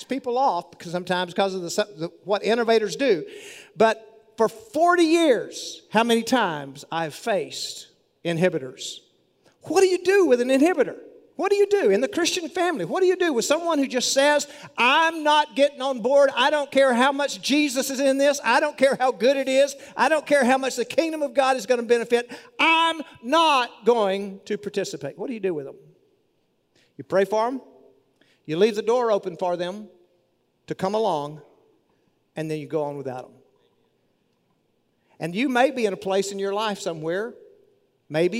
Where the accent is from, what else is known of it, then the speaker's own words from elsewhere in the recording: Monahans, Texas, United States; my hometown newspaper, Monahan's News